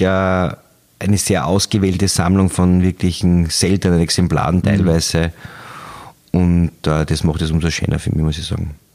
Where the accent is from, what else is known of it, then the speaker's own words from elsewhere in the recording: Styria, Austria; ich bin aus der Steiermark